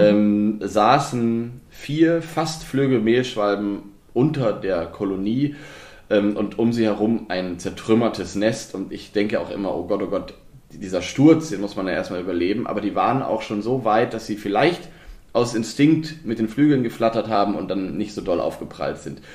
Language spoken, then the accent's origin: German; the West, West Germany, Germany; moved away as an adult; now in Brandenburg, Germany; bei mir damals im Westen